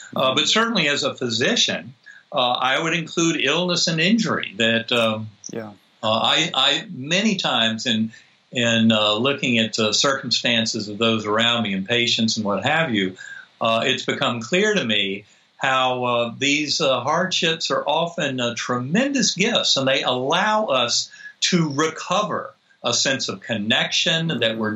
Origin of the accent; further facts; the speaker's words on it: North Carolina, United States; I grew up in North Carolina